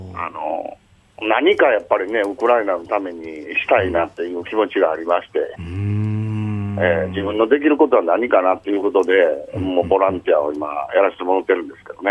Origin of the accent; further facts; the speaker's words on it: Japan; now in Ukraine; 日本人ですけど、あのここに住んで、まあ、初めて来たのが15年前に来てる